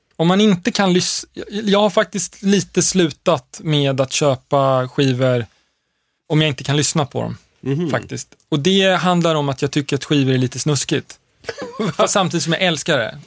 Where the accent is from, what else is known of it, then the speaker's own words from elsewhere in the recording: Stockholm, Stockholm County, Sweden; also born or lived in Lund; jag växte upp i Högdalen